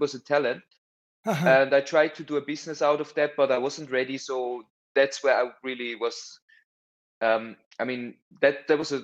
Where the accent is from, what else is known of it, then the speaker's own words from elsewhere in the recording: Bern, Switzerland; also born or lived in Zurich; I went to the boarding school in Bern